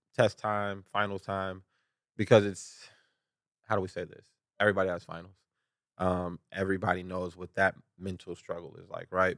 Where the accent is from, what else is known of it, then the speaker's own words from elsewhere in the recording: Chicago, Illinois, United States; growing up in Chicago